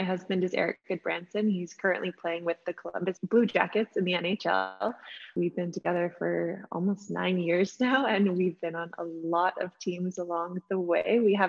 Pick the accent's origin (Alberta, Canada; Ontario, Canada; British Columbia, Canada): Ontario, Canada; Northern; moved away as an adult; also born or lived in Florida / Vancouver; I grew up in Northern Ontario, a small town, a lot of snow, and had a childhood dream of going to school somewhere hot, and it somehow worked out. So I moved down to Florida for dental school